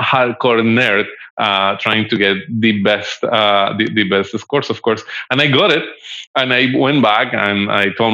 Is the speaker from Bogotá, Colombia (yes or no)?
yes; Bogota, Colombia; I'm originally from Colombia